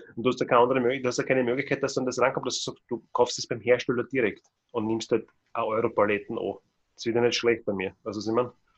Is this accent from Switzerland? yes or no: no; Austria; bei uns in Österreich